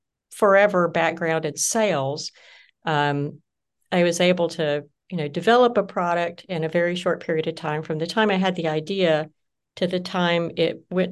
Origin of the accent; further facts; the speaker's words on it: Deep South, United States; also born or lived in Oklahoma; I'm Southern by birth. Well, that's not true. I was born in Oklahoma, but I grew up in the South, in the Deep South, in the Jimmy Carter South.